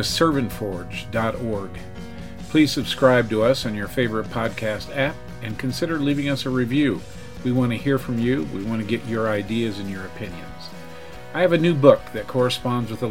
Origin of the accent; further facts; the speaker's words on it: Missouri, United States; I grew up in Missouri